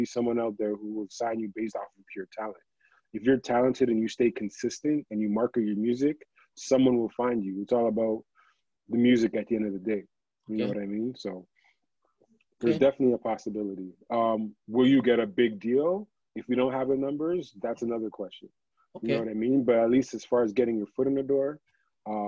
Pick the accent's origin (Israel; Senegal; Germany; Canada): Canada; Toronto, Ontario; I'm from Toronto. I work in the music business